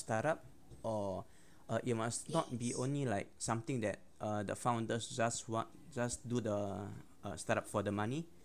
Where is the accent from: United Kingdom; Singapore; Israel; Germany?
Singapore; I'm full Singaporean